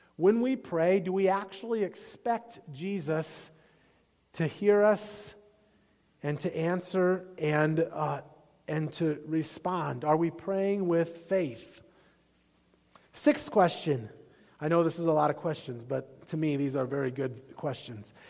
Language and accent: English; Iowa, United States; I grew up in Iowa